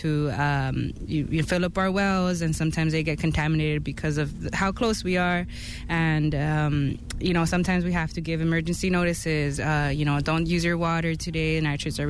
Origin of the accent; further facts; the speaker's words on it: Richgrove, California, United States; I grew up in Rich Grove, very small farm working town. My parents are immigrants from Mexico. And yeah, they arrived here. I was born and raised here